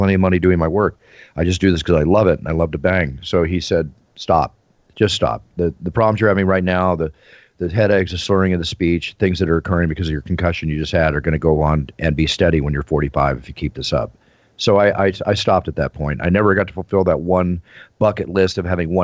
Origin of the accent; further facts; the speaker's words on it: Philadelphia, Pennsylvania, United States; where I grew up in Philadelphia